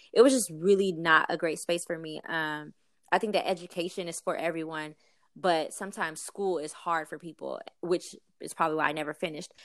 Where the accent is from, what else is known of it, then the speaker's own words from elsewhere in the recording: East St. Louis, Illinois, United States; I was actually born and raised in East Saint Louis, Illinois